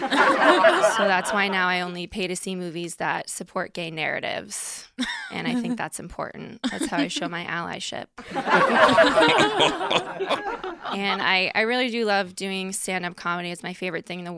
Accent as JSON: {"language": "English", "town": "Stamford", "region": "Connecticut", "country": "United States", "tie": "born or raised there", "also_born_or_lived": "Boston", "moved": "as an adult", "lives_now": "New York City, United States", "said": "I'm from Connecticut originally"}